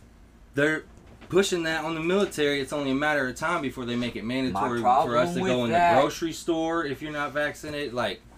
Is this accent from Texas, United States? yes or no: no; Indiana, United States; moved away; I'm from Indiana